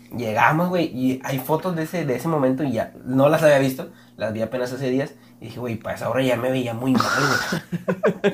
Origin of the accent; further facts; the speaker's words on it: Mexico; qué bueno que nací aquí. A veces sí quise ser de Estados Unidos, pero qué bueno que nací en México